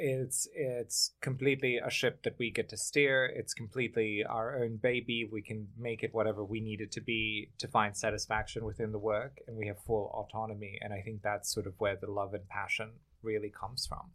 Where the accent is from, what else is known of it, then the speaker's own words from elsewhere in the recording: Germany; moved away as an adult; also born or lived in Bosnia; now in New York City, United States; I grew up in Germany. I'm from Bosnia